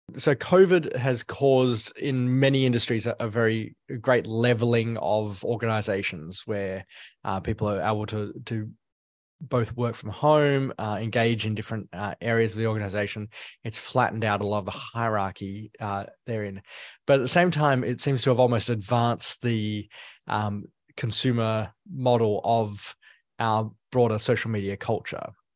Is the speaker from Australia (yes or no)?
yes; Australia; as an Australian, uh, Hillsong was always on the radar when, when I was growing up